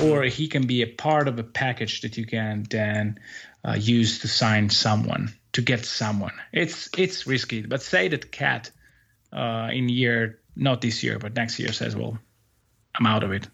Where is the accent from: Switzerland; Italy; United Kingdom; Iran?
Italy; in the second Italian league here, uh, in my hometown